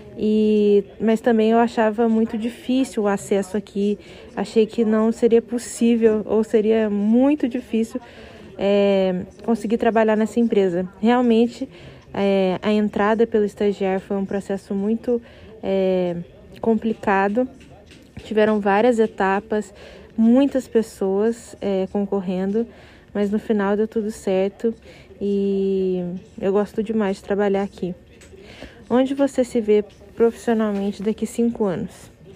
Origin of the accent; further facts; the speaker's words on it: Minas Gerais, Brazil; moved away as an adult; now in São Paulo, Brazil; me mudei de Minas, que é minha cidade, que é meu né, estado natal, e vim para São Paulo estudar